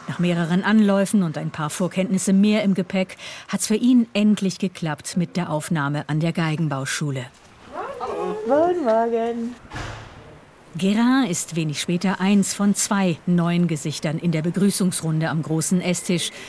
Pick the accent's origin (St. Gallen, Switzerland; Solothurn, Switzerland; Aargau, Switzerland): St. Gallen, Switzerland; Valens; ich komme aus Valenz im Kanton St. Gallen.